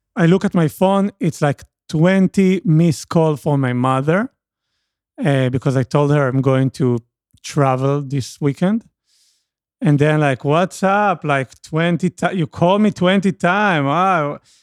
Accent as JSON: {"language": "English", "country": "Israel", "second_language": "English", "said": "I'm from Israel"}